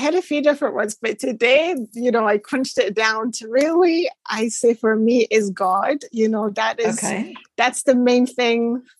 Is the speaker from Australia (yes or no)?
no; Shetland Islands, Scotland, United Kingdom; moved away as an adult; also born or lived in Hong Kong; growing up in Shetland, like it's a tiny dot of an island.